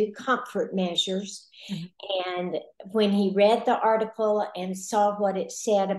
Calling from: Valley View, Texas, United States; I am calling from Valley View, Texas. It's a little town in North Texas about this big. And we're close to Gainesville, just south of the Oklahoma border.

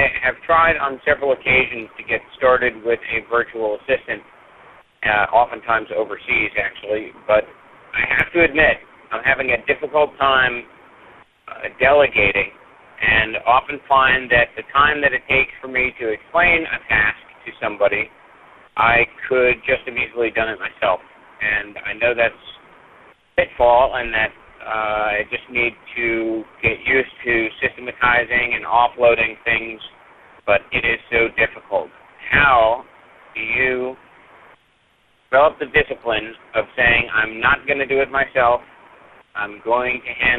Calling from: Morristown, New Jersey, United States; I'm calling from Morristown, New Jersey.

